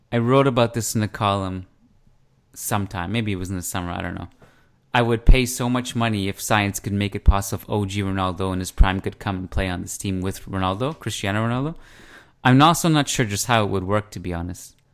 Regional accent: Canada; now I'm Canadian

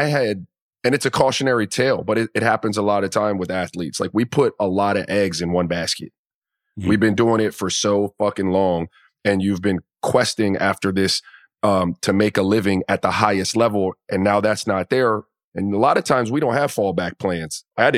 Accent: Miami, Florida, United States; I grew up in the Caribbean in Miami.

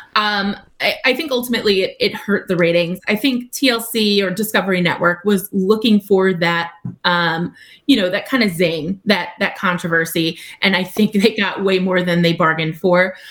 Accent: Long Island, New York, United States; I'm from Long Island. Like I'm a New Yorker

